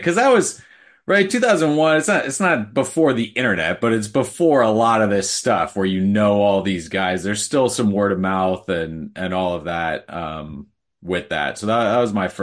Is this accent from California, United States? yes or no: yes; San Diego, California, United States; I'm from San Diego